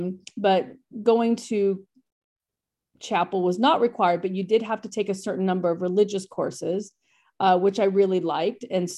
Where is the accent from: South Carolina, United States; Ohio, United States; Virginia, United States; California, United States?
California, United States; Bakersfield; I grew up out in Bakersfield outside of Los Angeles. It's a very conservative town.